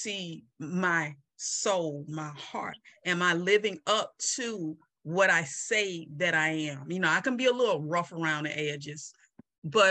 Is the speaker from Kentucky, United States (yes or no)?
no; Mobile, Alabama, United States; I'm from Mobile, Alabama